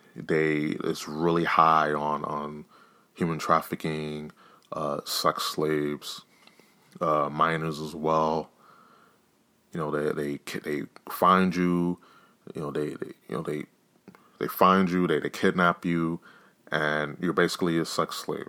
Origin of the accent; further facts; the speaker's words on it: New York, United States; I'm from New York